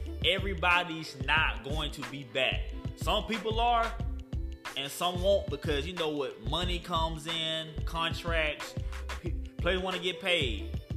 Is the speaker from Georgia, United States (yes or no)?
yes; Douglas, Georgia, United States; now in Tampa, United States; my hometown, Douglas, Georgia.